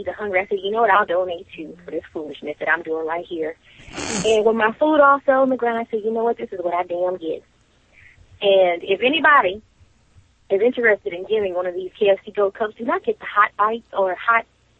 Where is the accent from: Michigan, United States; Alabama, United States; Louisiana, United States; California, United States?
Louisiana, United States; I'm from Louisiana